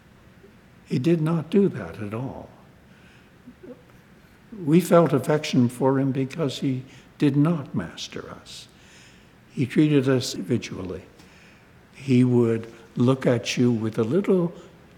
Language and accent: English; Winnipeg, Manitoba, Canada; moved away; a Winnipeg boy of an unprosperous and chronically ill small family